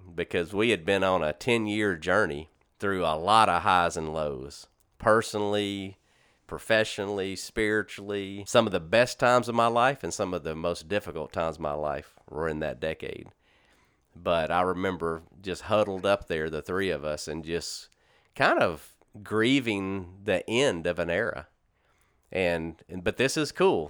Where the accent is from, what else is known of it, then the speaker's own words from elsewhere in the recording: Shreveport, Louisiana, United States; moved away as an adult; also born or lived in Corpus Christi, Texas / Baton Rouge, Louisiana; I grew up in Shreveport Bossier my whole life up until nineteen ninety, or two thousand six when I moved